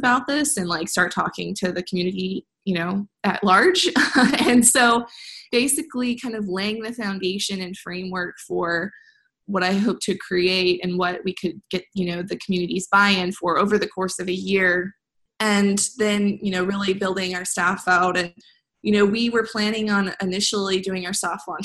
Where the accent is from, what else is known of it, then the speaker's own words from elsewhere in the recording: Midwest, United States; I'm from the Midwest